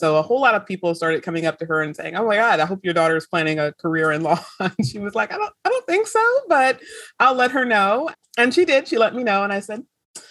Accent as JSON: {"language": "English", "town": "Pensacola", "region": "Florida", "country": "United States", "tie": "born or raised there", "also_born_or_lived": "Syracuse, New York", "moved": "as an adult", "said": "I grew up in Pensacola, Florida"}